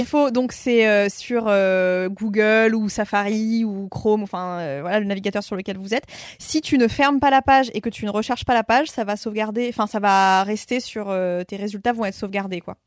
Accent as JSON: {"language": "French", "town": "Paris", "region": "Île-de-France", "country": "France", "tie": "born or raised there", "also_born_or_lived": "Amiens", "said": "je suis née à Paris"}